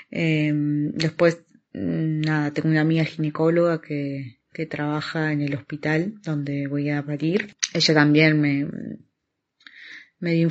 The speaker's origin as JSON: {"language": "Spanish", "country": "Argentina", "moved": "yes", "lives_now": "Oviedo, Spain", "said": "soy argentina, tengo 37 años, vivo en Oviedo, estoy embarazada de 33 semanas"}